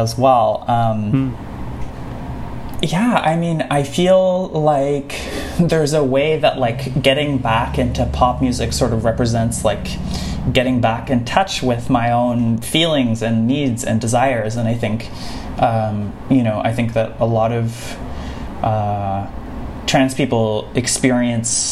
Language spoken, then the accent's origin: English; Saskatoon, Saskatchewan, Canada; now in Montreal, Canada; I grew up in the prairies, in the Canadian prairies, in like a small city, and you know, sort of going back, like my experience of flying has been going between Montreal and my hometown of Saskatoon